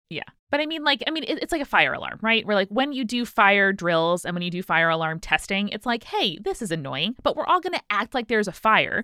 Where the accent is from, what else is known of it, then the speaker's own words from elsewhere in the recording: New York, United States; as New Yorkers